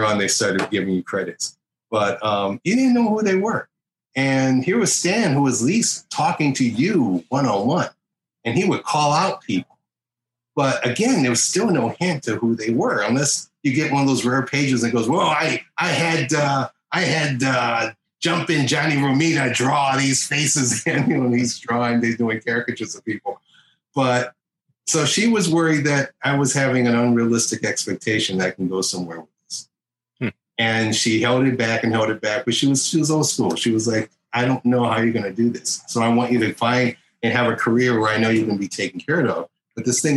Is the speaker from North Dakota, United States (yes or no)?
no; Detroit, Michigan, United States; I'm from Detroit.